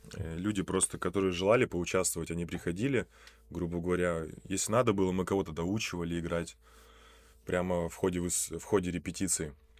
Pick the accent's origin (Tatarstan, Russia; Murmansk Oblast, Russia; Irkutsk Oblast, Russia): Murmansk Oblast, Russia; Polyarny; also born or lived in Rossosh; я родился в Россоши, значит, примерно мне было три месяца, мой отец, ввиду своей, опять же, работы, э, поехал на север, э, в Мурманскую область, город Полярный. И в этом городе, соответственно, я уже рос